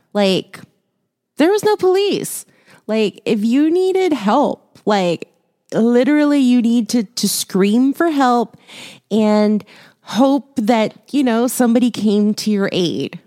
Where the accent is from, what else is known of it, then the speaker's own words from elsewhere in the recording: Houston, Texas, United States; moved away; I was born in Houston, raised there for a while, lived there for a while